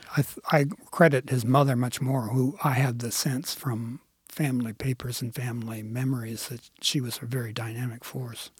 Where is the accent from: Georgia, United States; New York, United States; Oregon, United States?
Oregon, United States; Clackamas County; I grew up in Clackamas County